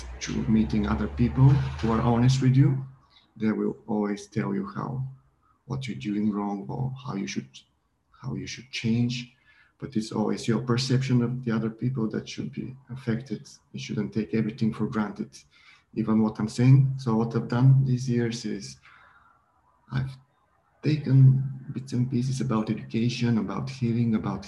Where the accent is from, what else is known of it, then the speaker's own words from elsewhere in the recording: Bulgaria; I'm from Bulgaria, and I've grown up in a different background in Bulgaria